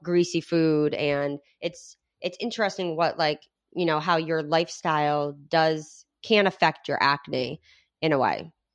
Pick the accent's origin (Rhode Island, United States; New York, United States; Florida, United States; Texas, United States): Rhode Island, United States; Adrian and I grew up in Rhode Island